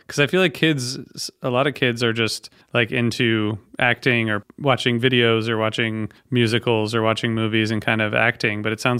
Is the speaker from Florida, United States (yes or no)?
no; Toledo, Ohio, United States; I'm from Toledo, so I grew up in Ohio as well.